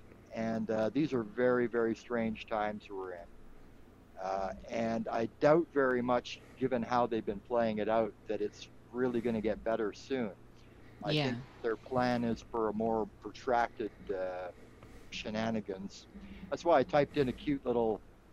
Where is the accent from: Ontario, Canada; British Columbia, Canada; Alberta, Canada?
British Columbia, Canada; now in Toronto, Canada; I'm originally from the West Coast, from BC